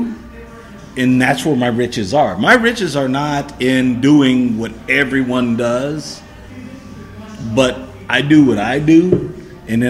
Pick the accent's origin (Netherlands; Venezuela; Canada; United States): United States; Cleveland, Ohio; I'm from Cleveland